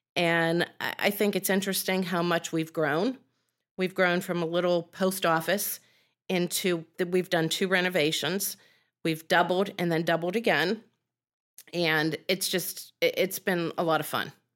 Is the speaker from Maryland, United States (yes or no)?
no; Penn Hills, Pennsylvania, United States; I grew up in Penn Hills, which is city.